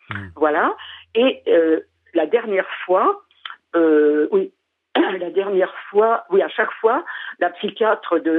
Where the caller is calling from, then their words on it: Paris, Île-de-France, France; Je suis de Paris, mais actuellement je suis à Châteauroux.